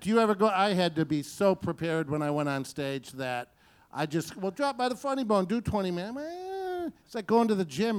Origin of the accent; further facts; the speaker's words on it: Detroit, Michigan, United States; my hometown of Detroit